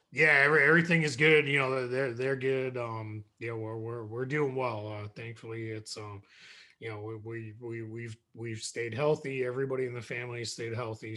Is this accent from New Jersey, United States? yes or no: no; just south of Boston, Massachusetts, United States; I grew up in Massachusetts. Um, I grew up just south of Boston.